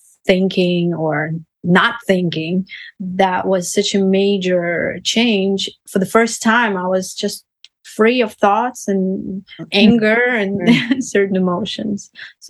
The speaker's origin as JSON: {"language": "English", "country": "Russia", "moved": "yes", "said": "So I came from Russia in 2005"}